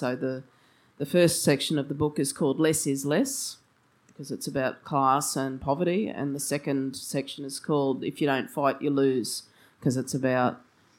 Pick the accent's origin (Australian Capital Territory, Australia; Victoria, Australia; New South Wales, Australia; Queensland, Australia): Queensland, Australia; Brisbane; So I grew up in Brisbane. My family's been in Queensland for three generations now.